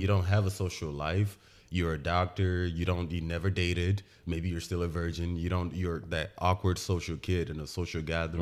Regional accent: Aba, Abia, Nigeria; now in United States; I was born in Aba. I grew up in Aba. Um, I lived in Aba for the, the entire time I lived in Nigeria until I moved to America.

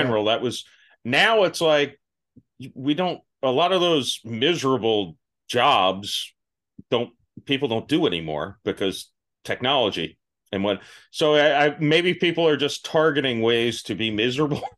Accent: Florida, United States; I grew up in Florida

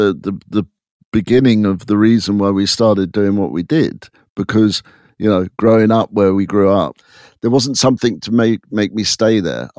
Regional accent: England, United Kingdom; now in California, United States; I come from England and I end up in California.

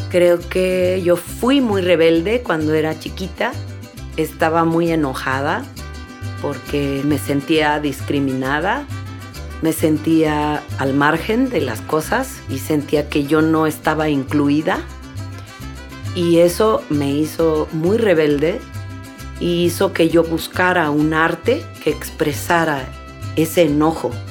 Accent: Mixteca region of Oaxaca, Mexico; moved away; yo venía de un pueblo muy humilde en donde la tierra se está erosionando y quería volver a mi tierra de origen, que es en la Mixteca de Oaxaca, en México

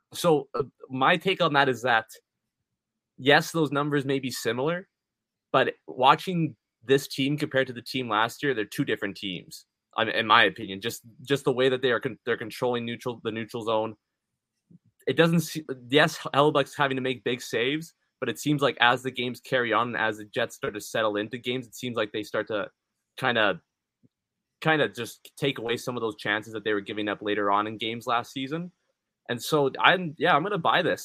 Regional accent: Winnipeg, Manitoba, Canada; we're from Winnipeg

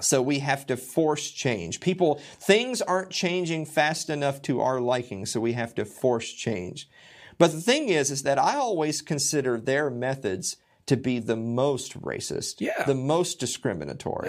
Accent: Tennessee, United States; I'm from Tennessee.

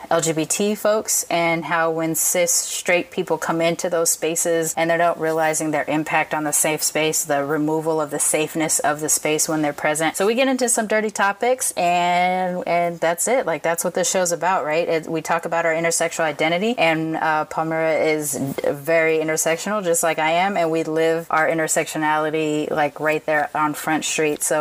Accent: Long Beach, California, United States; Chicanos and Me- Mexicans down here in when I was growing up in Long Beach

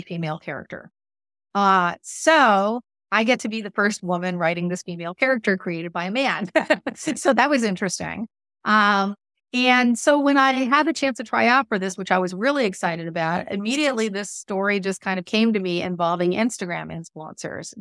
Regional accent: Southern California, United States; moved away; I grew up in Southern California, and I was out there

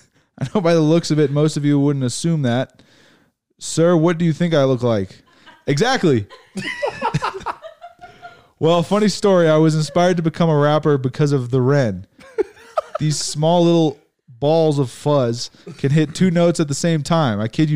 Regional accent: England, United Kingdom; Come on, I grew up in England, remember?

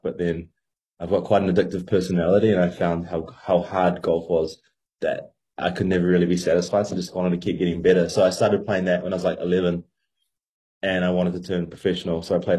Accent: Auckland, New Zealand; I'm from Auckland, New Zealand, on the very other side of the world to you guys. Currently in Melbourne, Australia at the time of this phone call

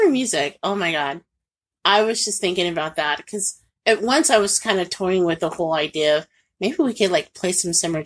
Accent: Indianapolis, Indiana, United States; now in Northwest Indiana, United States; where I grew up with in Indianapolis

